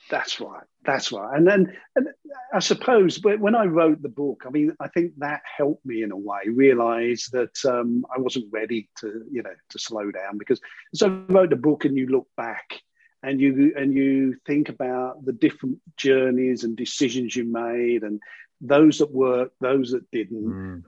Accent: London, United Kingdom; I grew up in sort of East London, in a very sort of working area.

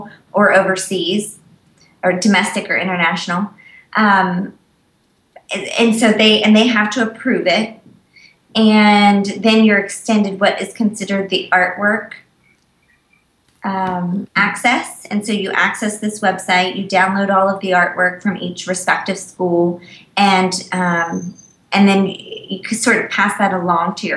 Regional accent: Virginia, United States; I'm from Virginia

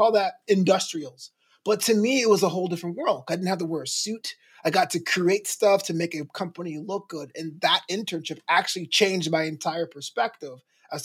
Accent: New York, United States; also born or lived in Brooklyn / Flagler College, St. Augustine, Florida; I grew up in New York where WWF was the local federation

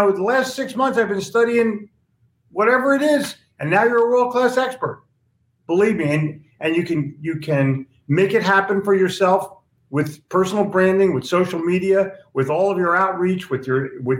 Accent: Philadelphia, Pennsylvania, United States; I'm from Philly

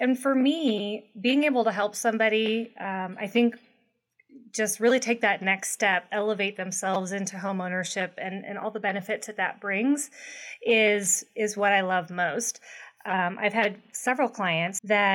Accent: St. Louis, Missouri, United States; also born or lived in California / Ohio; now in Kansas City, United States; I'm actually from St. Louis originally

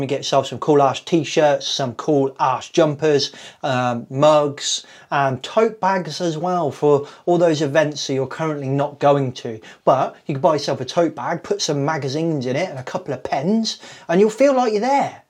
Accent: Kettering, East Midlands, United Kingdom; I was born in Kettering General Hospital in Northamptonshire on the 14th

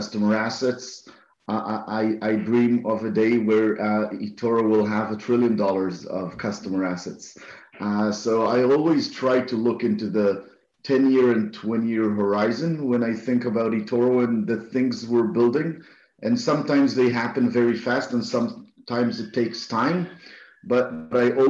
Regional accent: Israel; I'm from Israel

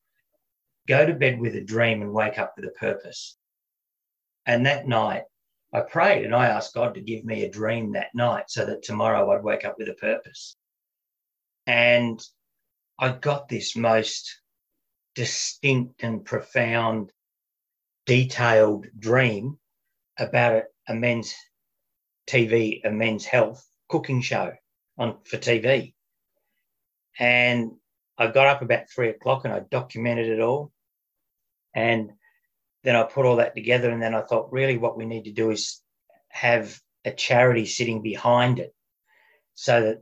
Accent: Melbourne, Victoria, Australia; also born or lived in Surfers Paradise, Queensland; I grew up in Melbourne, but all this happened when I was living up in Queensland.

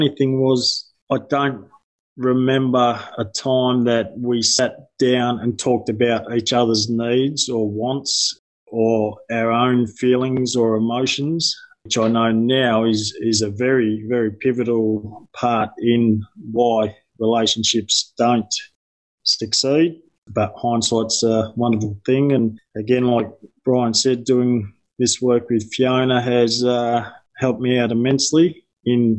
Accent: Yarra Valley, Victoria, Australia; I'm from the Yarra Valley.

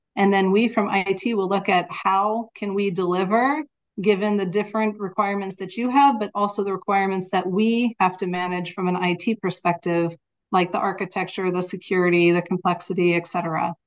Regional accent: United States; now in Netherlands; I am living in the Netherlands, but I am American

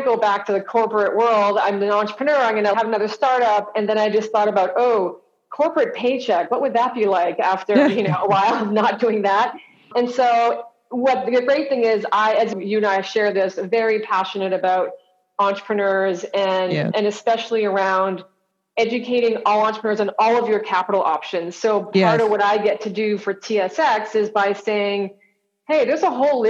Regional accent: Canada; moved away as an adult; also born or lived in Toronto; now in Los Angeles, United States; I'm Canadian

